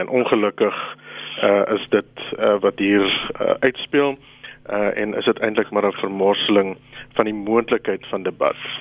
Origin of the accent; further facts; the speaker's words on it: South Africa; as Suid-Afrikaners